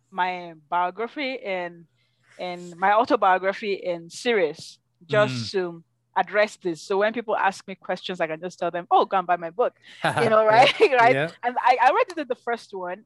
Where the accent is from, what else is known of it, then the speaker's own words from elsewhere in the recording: Nigeria; first language English; moved away as an adult; now in Calgary, Canada; I'm from Nigeria